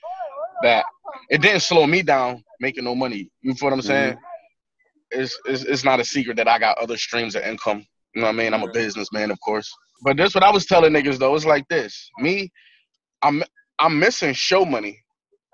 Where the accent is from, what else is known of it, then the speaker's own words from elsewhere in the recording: Buffalo, New York, United States; when you from a place like that, in a city like Buffalo, man, you got extreme pride